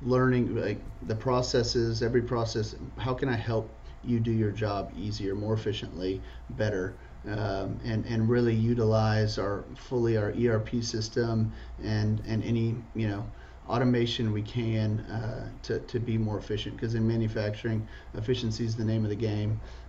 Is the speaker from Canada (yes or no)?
no; Dallas, Texas, United States; born and raised in Dallas, Texas. Graduated from SMU and got my master's in accounting there as well.